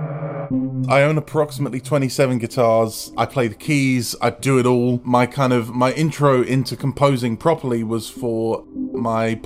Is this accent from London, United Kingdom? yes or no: no; Bedfordshire, East of England, United Kingdom; I'm a composer from Bedfordshire